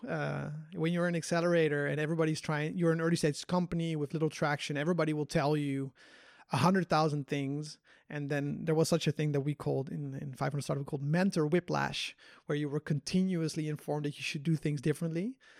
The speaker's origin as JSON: {"language": "English", "country": "Netherlands", "also_born_or_lived": "Korea", "moved": "yes", "said": "I'm from Holland"}